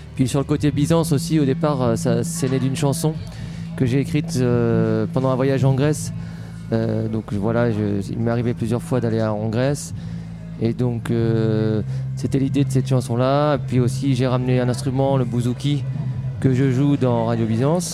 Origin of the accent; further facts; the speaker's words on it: Tours, Centre-Val de Loire, France; je suis tourangeau